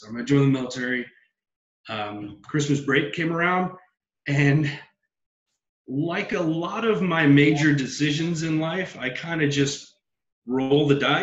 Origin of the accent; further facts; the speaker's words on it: San Benito, Texas, United States; I'm born and raised in South Texas, a little town called San Benito down in the Rio Grande Valley